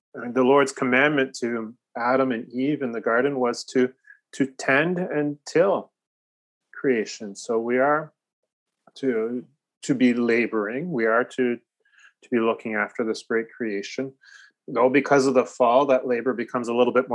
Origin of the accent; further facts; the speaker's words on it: Newmarket, Ontario, Canada; the pastor that we had growing up in Newmarket